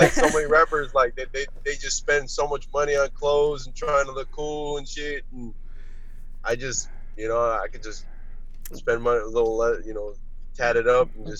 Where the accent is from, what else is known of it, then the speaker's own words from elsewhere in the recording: Florida, United States; also born or lived in Arizona; I was born in Arizona, but I'm actually been in Florida like my whole life. I pretty much just lived in Arizona when I was really young.